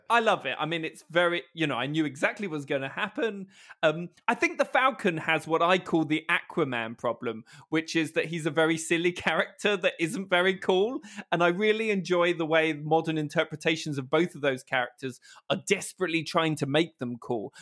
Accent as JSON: {"language": "English", "country": "United Kingdom", "said": "I am British"}